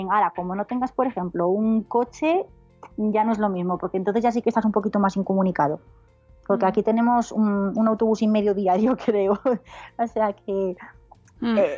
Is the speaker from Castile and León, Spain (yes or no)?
yes; León, Castile and León, Spain; also born or lived in Palencia / Mallorca; now in Soria, Spain; No, no soy de aquí, yo soy de León.